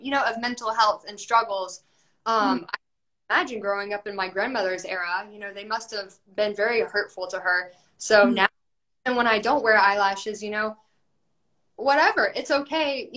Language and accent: English; Georgia, United States; now in Shreveport, United States; I'm in Shreveport. You know, I grew up in Georgia